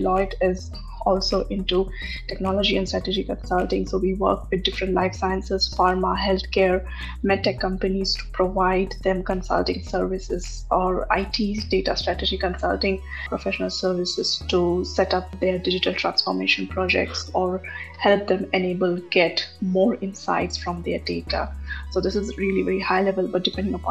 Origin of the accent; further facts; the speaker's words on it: Pune, Maharashtra, India; moved away as an adult; now in Germany; I was born and brought up in Pune